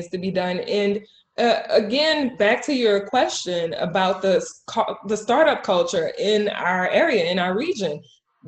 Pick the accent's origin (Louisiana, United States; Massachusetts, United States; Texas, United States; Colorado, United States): Louisiana, United States; Jefferson Parish, Monroe; I was raised in Jefferson Parish. I was raised in Monroe